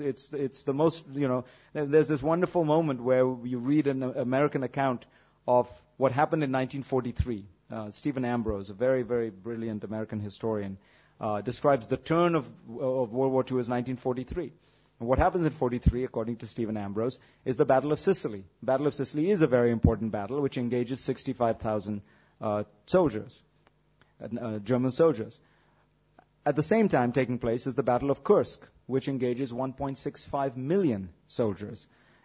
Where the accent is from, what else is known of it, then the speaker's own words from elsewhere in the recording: Mumbai, Maharashtra, India; now in United States; I grew up in Bombay